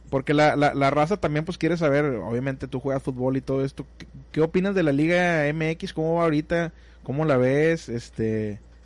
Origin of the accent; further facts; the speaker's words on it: Mexico; los mexicanos nos sentimos más